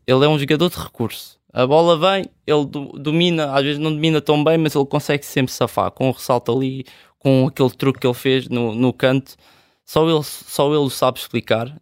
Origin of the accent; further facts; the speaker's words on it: Olival Basto, Lisbon, Portugal; also born or lived in Charneca; a minha infância sempre foi ali no Olival Baixo, mesmo no ringue do Grob